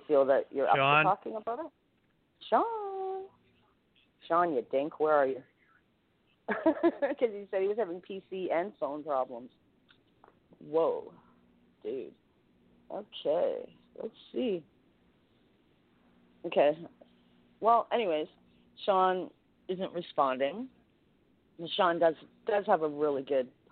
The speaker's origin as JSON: {"language": "English", "country": "Canada", "said": "I'm Canadian"}